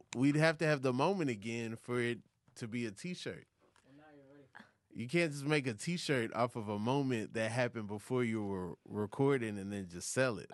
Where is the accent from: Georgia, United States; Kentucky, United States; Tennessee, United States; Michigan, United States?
Georgia, United States; Atlanta; I am from Atlanta